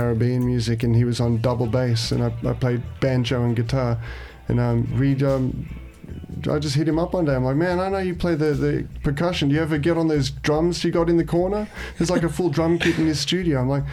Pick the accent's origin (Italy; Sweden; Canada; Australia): Australia; Canberra, Australian Capital Territory; moved away as an adult; now in Melbourne, Australia; I grew up in Canberra